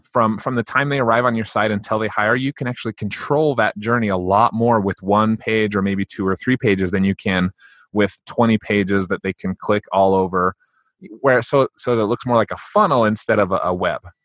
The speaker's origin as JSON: {"language": "English", "country": "United States"}